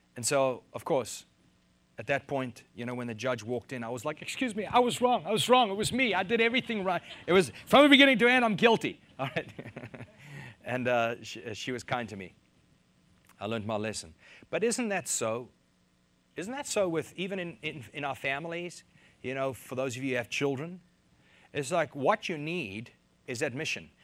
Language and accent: English; South Africa; moved away as an adult; now in United States; I'm from South Africa